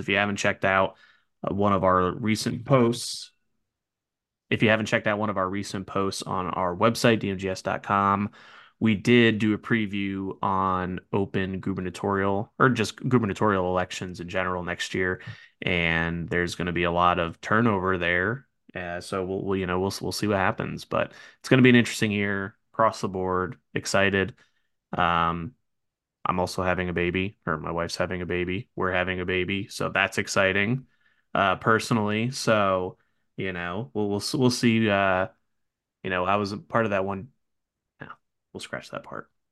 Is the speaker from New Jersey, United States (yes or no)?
yes; New Jersey, United States; moved away; I was born and raised in North Jersey, so I was used to it as a kid growing up and still have family out there